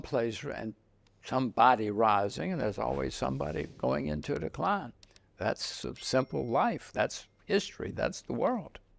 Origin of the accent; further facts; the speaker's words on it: United States; I'm an American